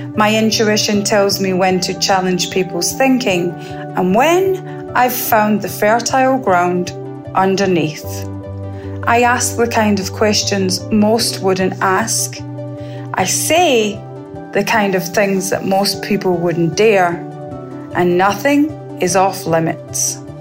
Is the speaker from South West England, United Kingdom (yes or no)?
no; Scotland, United Kingdom; now in Barbados; I was born in Scotland and I now live in Barbados